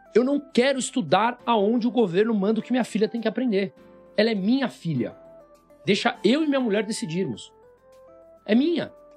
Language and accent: Portuguese; Brazil; eu sou brasileiro